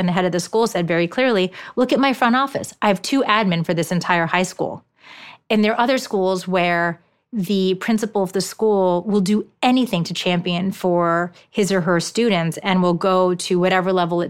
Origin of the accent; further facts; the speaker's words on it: Japan; first language ja; English is a second language; there's a lot of required parent education in Japan, which Japanese is my first language, so this wasn't much of an issue.